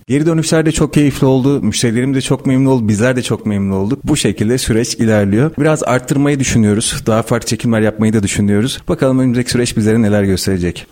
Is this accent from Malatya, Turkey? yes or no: yes; Malatya, Turkey; Malatyalıyım. seksen dokuz Malatya doğumluyum.